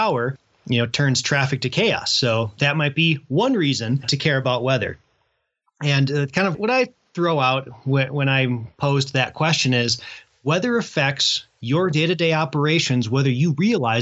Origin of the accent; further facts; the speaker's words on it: Midwest, United States; now in Colorado, United States; When I was growing up in the Midwest